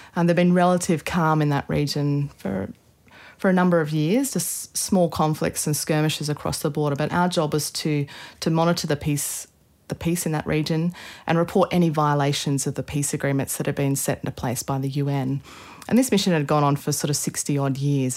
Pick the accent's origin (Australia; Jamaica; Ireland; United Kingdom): Australia; Anna Australi means I'm Australian